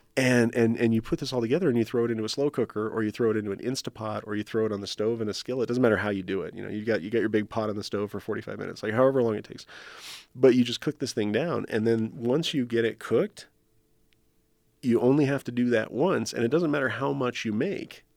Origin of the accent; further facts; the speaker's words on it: New Mexico, United States; I grew up in New Mexico